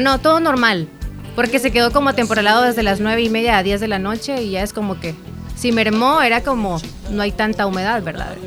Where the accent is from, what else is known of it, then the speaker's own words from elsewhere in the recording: El Salvador; los salvadoreños somos